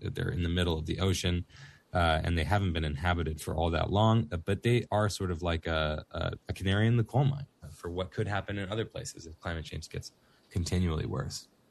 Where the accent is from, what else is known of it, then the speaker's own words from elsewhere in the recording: Florida, United States; moved away; I'm from Florida originally